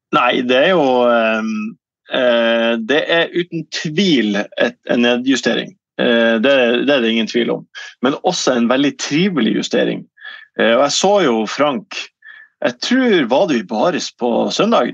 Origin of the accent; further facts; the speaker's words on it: Ørnes, Nordland, Norway; also born or lived in Bodø; now in Eastern Norway; så flytta vi til Ørnes, jeg og min far. Eh, og min, mine søsken også, selvfølgelig, og min, min mor, eh, da jeg var syv